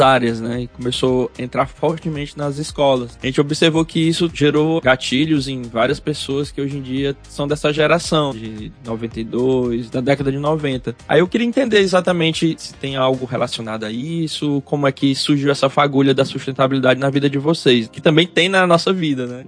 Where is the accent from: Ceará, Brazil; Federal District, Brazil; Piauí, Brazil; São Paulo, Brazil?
Piauí, Brazil; Oeiras; Eu sou de Oeiras também, cidade do interior, então tive muito contato com a natureza, vivia na fazenda do meu avô